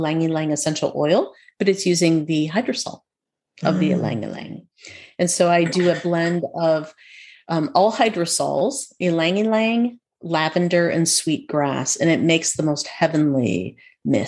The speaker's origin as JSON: {"language": "English", "region": "Minnesota", "country": "United States", "tie": "born or raised there", "said": "When I was growing up in Minnesota, by the way, in our backyard, we had lilies of the valley"}